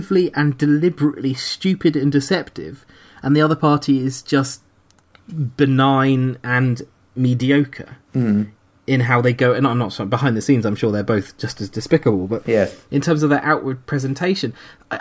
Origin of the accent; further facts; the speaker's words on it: United Kingdom; I'm British